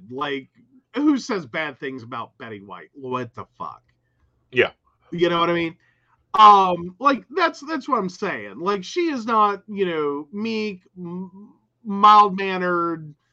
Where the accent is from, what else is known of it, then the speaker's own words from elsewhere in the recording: West Virginia, United States; we are from West Virginia, not that part.